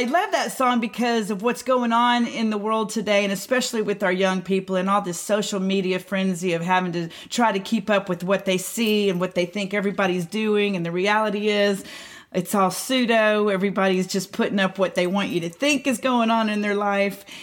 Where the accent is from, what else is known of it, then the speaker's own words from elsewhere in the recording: Houston, Texas, United States; I was born in Houston